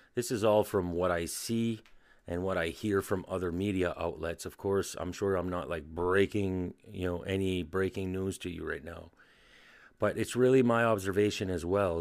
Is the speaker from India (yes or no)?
no; New Brunswick, Canada; I'm from New Brunswick in, uh, Canada